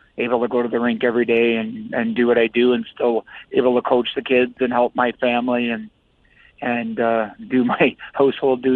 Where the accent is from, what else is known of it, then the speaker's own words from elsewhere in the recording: Listowel, Ontario, Canada; I'm in my hometown, coaching junior hockey